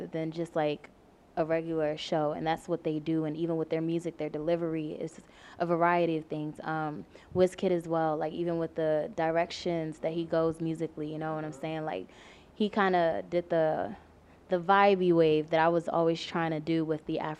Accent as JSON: {"language": "English", "area": "Prince George's County", "region": "Maryland", "country": "United States", "tie": "born or raised there", "said": "Everyone in my hometown, PG County, kind of knew that I sang because I was singing in school and everything like that."}